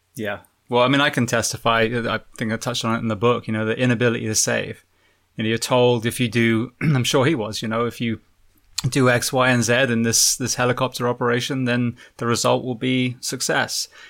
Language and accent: English; England, United Kingdom; moved away; I'm a firefighter from England originally